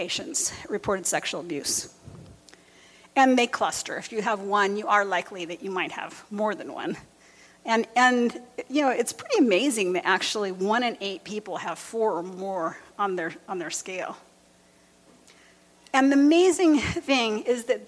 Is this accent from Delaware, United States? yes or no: no; near Los Angeles, California, United States; where I grew up near Los Angeles, in the gang neighborhood